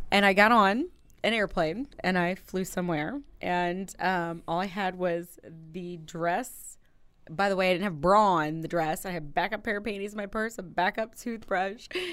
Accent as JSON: {"language": "English", "town": "Granite City", "region": "Illinois", "country": "United States", "said": "I'm from Granite City"}